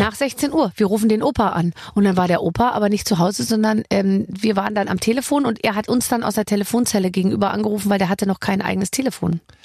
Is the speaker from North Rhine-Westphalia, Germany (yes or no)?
no; Bavaria, Germany; Ich bin ja aus Bayern